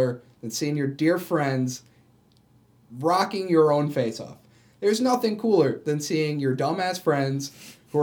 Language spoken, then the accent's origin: English; Syracuse, New York, United States; growing up in Syracuse